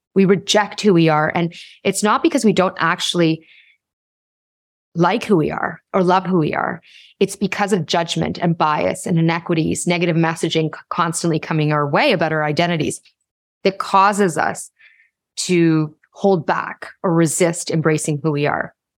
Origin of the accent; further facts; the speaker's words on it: Toronto, Ontario, Canada; I was born in Toronto along with my siblings, and we had the, had a quintessential child of immigrants upbringing